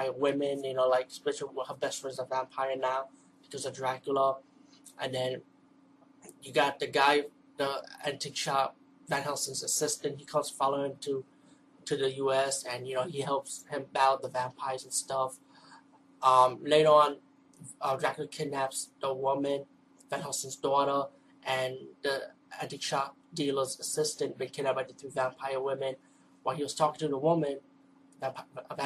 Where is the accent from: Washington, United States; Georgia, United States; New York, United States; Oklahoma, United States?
New York, United States; New York City; I'm from the East Coast, from the Bronx of New York